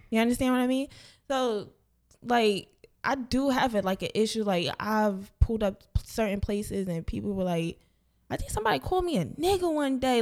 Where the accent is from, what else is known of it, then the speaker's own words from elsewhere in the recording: New Jersey, United States; moved away; back home in Jersey